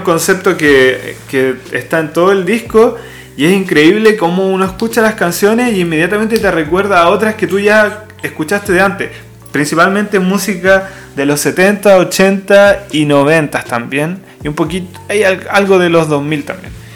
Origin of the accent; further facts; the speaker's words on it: Chile; somos Chile